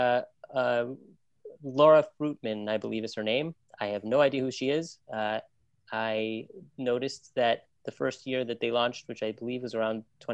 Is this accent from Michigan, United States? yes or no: yes; Ann Arbor, Michigan, United States; moved away; also born or lived in New York; I grew up in Ann Arbor, Michigan, so not far from Detroit.